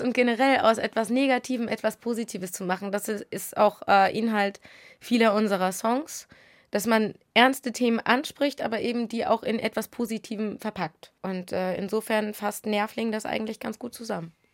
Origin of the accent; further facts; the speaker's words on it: Sylt, Schleswig-Holstein, Germany; moved away as an adult; now in Hamburg, Germany; aufgewachsen. Also meine ersten 20 Jahre habe ich da verbracht.